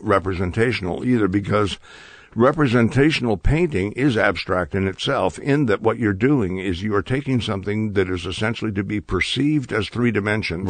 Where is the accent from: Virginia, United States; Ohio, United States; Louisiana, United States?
Ohio, United States; North Ridgeville; also born or lived in Chicago, Illinois; moved when I was two to, uh, um, a very, uh, small town outside of Cleveland, about thirty miles west